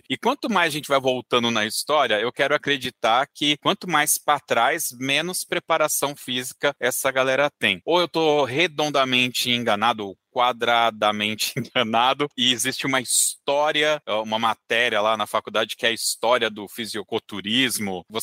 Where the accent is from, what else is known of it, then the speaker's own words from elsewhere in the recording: São Luís, Maranhão, Brazil; Eu sou de São Luís do Maranhão.